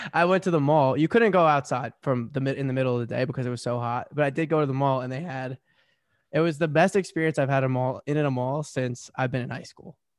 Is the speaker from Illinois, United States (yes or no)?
no; New Jersey, United States; I'm from Jersey. Even in Jersey, we're not this bad.